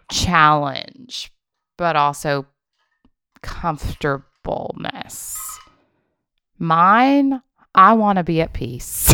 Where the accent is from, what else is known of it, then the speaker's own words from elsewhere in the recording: Memphis, Tennessee, United States; now in Charlotte, United States; I want to go to Memphis with her. That's my hometown